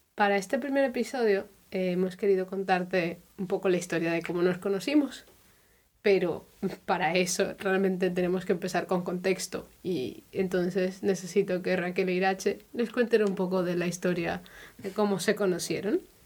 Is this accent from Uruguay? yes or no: no; Colombia; now in Germany; soy de Colombia, pero vivo ya hace algunos años en Alemania